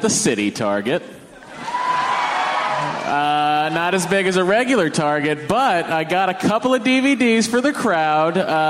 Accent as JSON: {"language": "English", "town": "Lowell", "region": "Massachusetts", "country": "United States", "tie": "born or raised there", "said": "that is my hometown, Lowell, Massachusetts."}